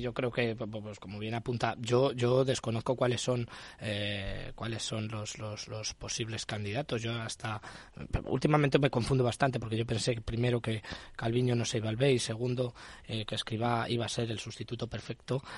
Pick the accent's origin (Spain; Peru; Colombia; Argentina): Spain; como españoles